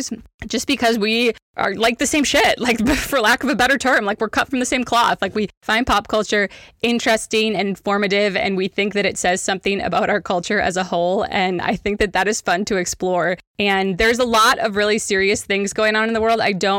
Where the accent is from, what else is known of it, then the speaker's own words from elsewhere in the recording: Wisconsin, United States; because I am born and raised in Wisconsin, like central Wisconsin. And so we're Midwesterners.